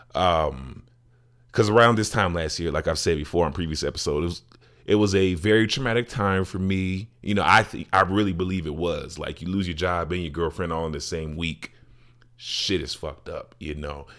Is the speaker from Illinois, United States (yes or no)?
yes; Chicago, Illinois, United States; my hometown, Chicago